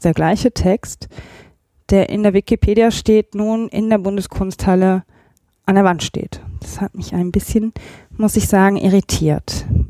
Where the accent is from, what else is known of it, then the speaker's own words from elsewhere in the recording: Remscheid, North Rhine-Westphalia, Germany; moved away; ich komme ja ursprünglich aus Remscheid